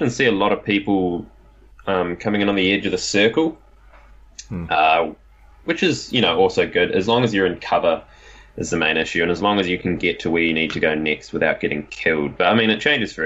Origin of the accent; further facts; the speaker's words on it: New Zealand; I'm a Kiwi.